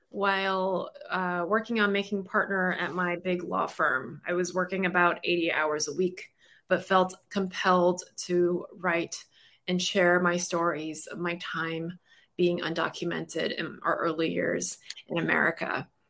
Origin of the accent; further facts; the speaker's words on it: Brooklyn, New York, United States; I'm a litigator. I'm from Brooklyn. I'm loud.